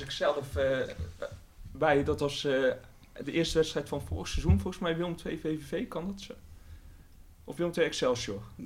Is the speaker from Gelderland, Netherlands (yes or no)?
no; Tilburg, North Brabant, Netherlands; accent: Brabants; moved away as an adult; now in The Hague, Netherlands; ik ben in Tilburg geboren. Mm Kom gewoon uit de regio.